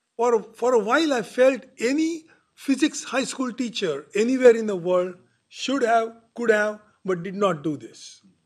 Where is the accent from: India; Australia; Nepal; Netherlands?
India; now in Berkeley, United States; my home country.